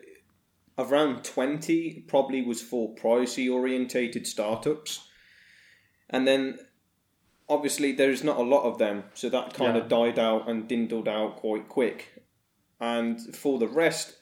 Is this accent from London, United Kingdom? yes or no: no; Birmingham, West Midlands, United Kingdom; accent: Brummie; I'm from the UK. I am more in the area of Birmingham